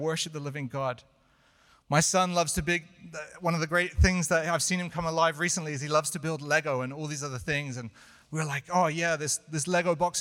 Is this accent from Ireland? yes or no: no; United Kingdom; moved away; I'm British